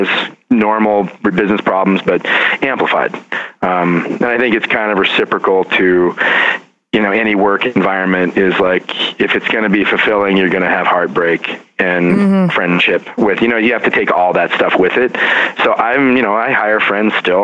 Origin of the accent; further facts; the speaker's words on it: rural Oregon, United States; also born or lived in Portland, Oregon / New York City; now in Philadelphia, United States; my hometown, rural Oregon